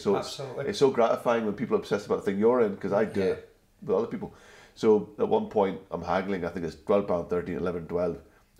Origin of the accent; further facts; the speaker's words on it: Glasgow, Scotland, United Kingdom; I grew up in Glasgow and I went to Langside College, and that's in the south side of Glasgow, and it's quite a big Asian area.